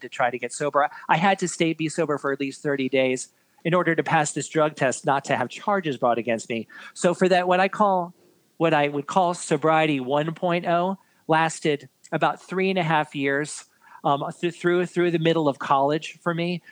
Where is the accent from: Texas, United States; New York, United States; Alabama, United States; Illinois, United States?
New York, United States; New York City; born and born and raised in New York City